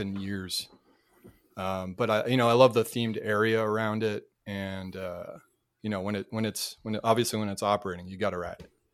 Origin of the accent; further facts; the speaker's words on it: Cape Cod, Massachusetts, United States; moved away; also born or lived in North Carolina; Cape Cod, Massachusetts